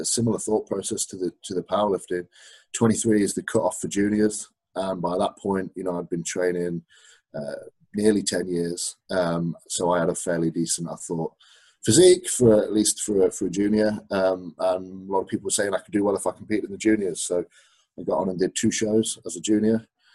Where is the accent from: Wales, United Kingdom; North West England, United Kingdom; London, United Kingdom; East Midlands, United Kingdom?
East Midlands, United Kingdom; Derby; now in Leeds, United Kingdom; I actually live in Leeds, but I grew up in Derby